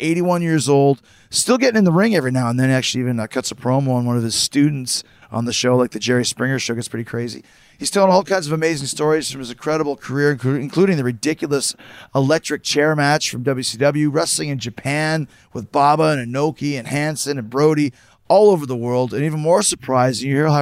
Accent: Winnipeg, Manitoba, Canada; I grew up in Winnipeg

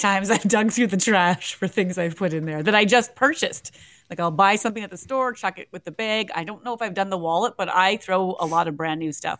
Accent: Winnipeg, Manitoba, Canada; I was cycling from Winnipeg to Atlanta, Georgia for Habitat for Humanity.

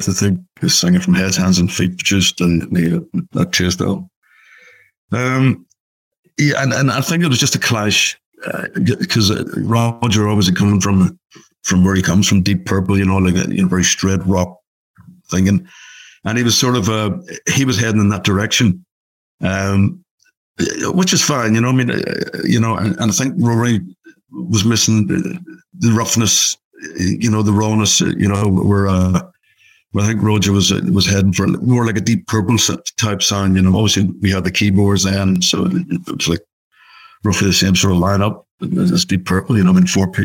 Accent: Belfast, Northern Ireland, United Kingdom; Belfast, obviously my hometown.

